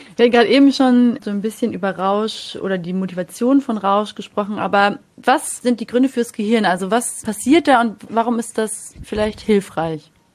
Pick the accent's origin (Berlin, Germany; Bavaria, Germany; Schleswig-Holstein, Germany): Bavaria, Germany; Munich; Ich komme aus München